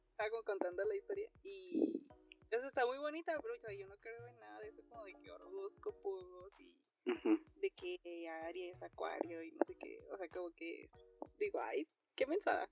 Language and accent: Spanish; Ciudad Juárez, Chihuahua, Mexico; soy de Ciudad Juárez, Chihuahua.